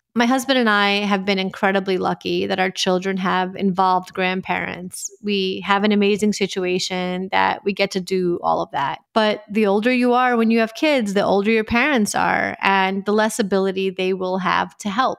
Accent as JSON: {"language": "English", "region": "New York", "country": "United States", "tie": "born or raised there", "said": "I grew up in New York"}